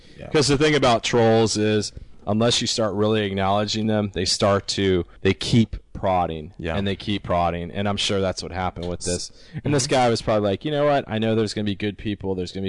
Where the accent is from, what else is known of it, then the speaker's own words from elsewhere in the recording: Canada; it might be because I'm younger than you guys, and I'm idealistic and I'm Canadian, and there you go.